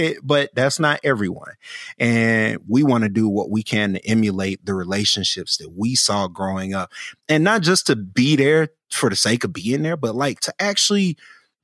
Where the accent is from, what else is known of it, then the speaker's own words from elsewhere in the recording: Birmingham, Alabama, United States; I'm from Birmingham, and, you know, I grew up seeing a lot of older Black folk